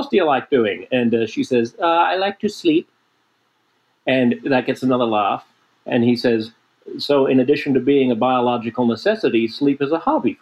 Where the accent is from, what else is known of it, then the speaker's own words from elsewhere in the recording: Sydney, New South Wales, Australia; I was growing up in Sydney